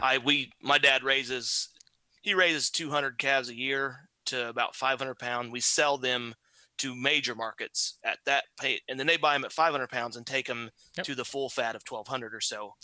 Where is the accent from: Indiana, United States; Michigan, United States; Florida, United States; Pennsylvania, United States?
Indiana, United States; southern; born and raised on All a little farm, well, relatively small farm in southern Indiana.